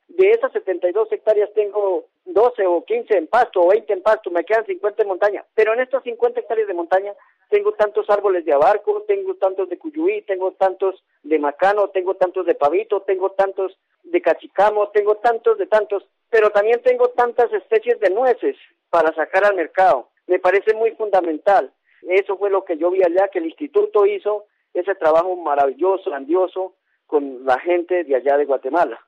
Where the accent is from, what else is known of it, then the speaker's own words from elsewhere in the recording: Colombia; nosotros como colombianos